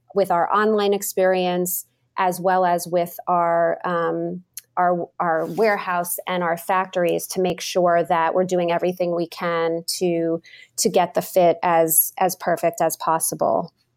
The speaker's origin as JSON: {"language": "English", "region": "New York", "country": "United States", "tie": "born or raised there", "also_born_or_lived": "Massachusetts", "moved": "as an adult", "lives_now": "Boston, United States", "said": "I was born, raised in New York. I, I moved to Massachusetts after college"}